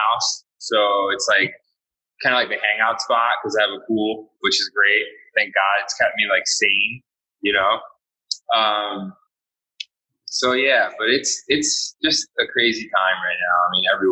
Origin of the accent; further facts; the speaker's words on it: Ambler, Pennsylvania, United States; moved away as an adult; also born or lived in Cheltenham, Pennsylvania / Austin, Texas / Hawaii; we grew up in Cheltenham until I was about 10. And then we moved to Ambler